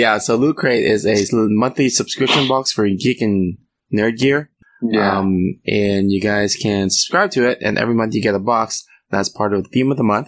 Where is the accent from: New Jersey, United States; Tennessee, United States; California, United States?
California, United States; we are both from California, not Sweden